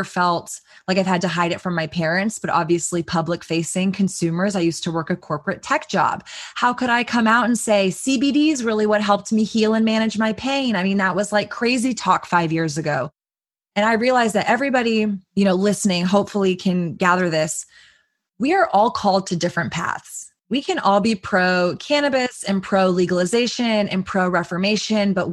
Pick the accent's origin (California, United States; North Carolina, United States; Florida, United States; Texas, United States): Texas, United States; growing up in Texas